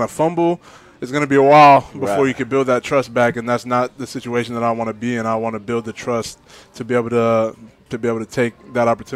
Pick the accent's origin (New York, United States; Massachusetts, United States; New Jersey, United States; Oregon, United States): Oregon, United States; Oregon, I'm not from Cali. I would say West Coast